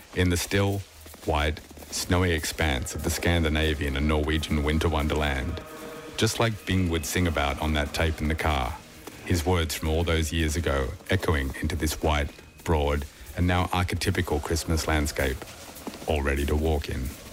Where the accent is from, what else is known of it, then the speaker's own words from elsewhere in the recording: Australia; moved away as an adult; also born or lived in west of Ireland; now in Ireland; When I was about eight, growing up in Australia in the early 80s